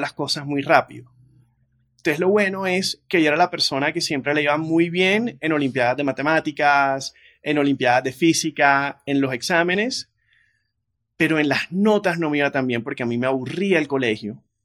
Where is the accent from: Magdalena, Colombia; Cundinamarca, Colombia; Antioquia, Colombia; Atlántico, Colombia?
Atlántico, Colombia; Barranquilla; moved away as an adult; also born or lived in Chicago, United States; yo creciendo en Barranquilla en los 90